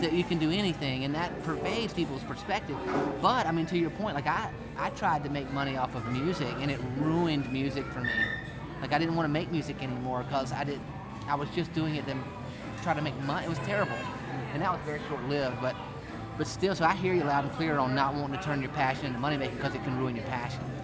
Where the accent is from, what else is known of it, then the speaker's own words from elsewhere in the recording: Rock Hill, South Carolina, United States; when I grew up in Rock Hill